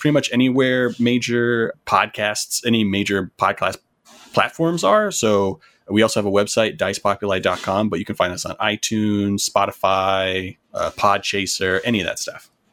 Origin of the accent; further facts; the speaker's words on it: North Carolina, United States; also born or lived in Florida; I was born in Florida, stayed there until I was about eight, and then I moved to North Carolina